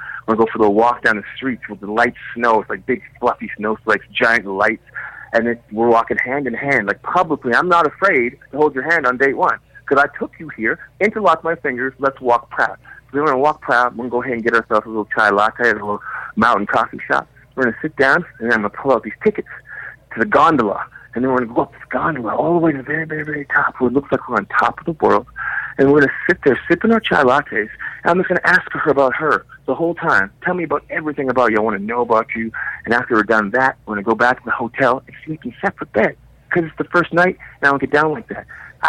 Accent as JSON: {"language": "English", "country": "Canada", "said": "Can I tell you, I'm sorry, I don't know any guns. I'm Canadian."}